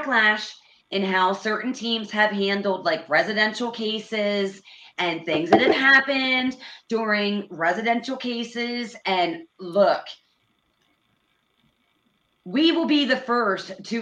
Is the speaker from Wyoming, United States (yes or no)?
no; Pennsylvania, United States; now in Indiana, United States; So we are both from Pennsylvania